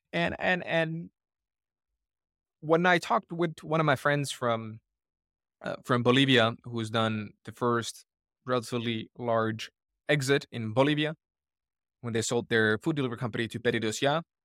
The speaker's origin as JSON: {"language": "English", "country": "Finland", "tie": "born or raised there", "moved": "yes", "said": "growing up in Finland"}